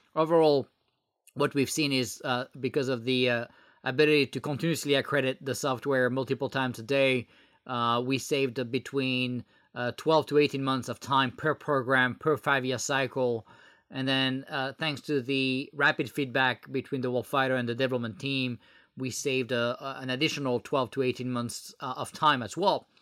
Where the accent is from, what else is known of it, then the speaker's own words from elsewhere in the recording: France; English is a second language; moved away as an adult; now in United States; I was born in France and moved, uh, to the U S about, uh, twelve years ago.